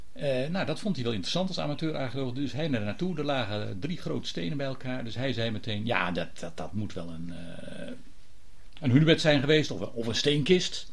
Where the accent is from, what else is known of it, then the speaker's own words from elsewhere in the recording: Gouda, South Holland, Netherlands; ik kom zelf, ik ben geboren in Gouda